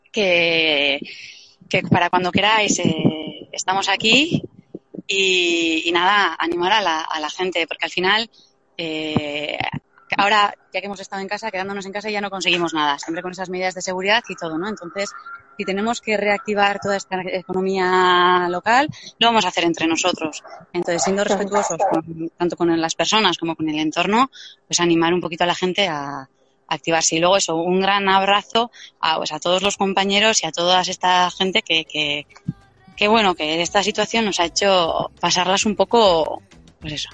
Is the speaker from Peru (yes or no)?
no; Deba, Basque Country, Spain; yo porque soy de Deva, yo la primera vez que fui a la iglesia de Deva en visita guiada